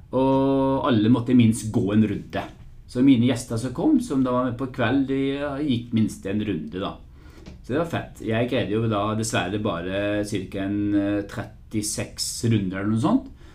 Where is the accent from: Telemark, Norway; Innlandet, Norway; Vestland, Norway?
Vestland, Norway; Bergen; accent: Bergensk; moved away; jeg skal prøve å snakke bergensk. For jeg er jo egentlig fra Bergen